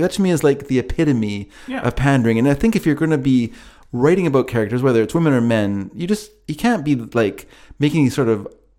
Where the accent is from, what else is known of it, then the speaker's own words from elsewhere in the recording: Carolina, United States; accent: Carolina; My Carolina accent?